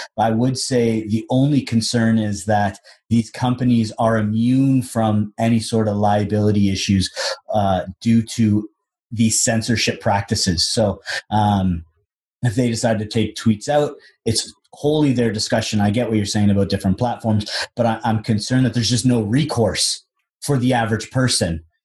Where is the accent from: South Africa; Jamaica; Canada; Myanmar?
Canada; as a Canadian that's watching American sports all the time